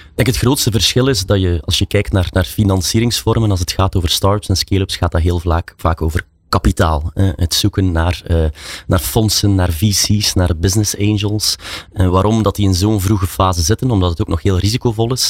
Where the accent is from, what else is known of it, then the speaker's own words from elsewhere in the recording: Belgium; zoals we dat zeggen in België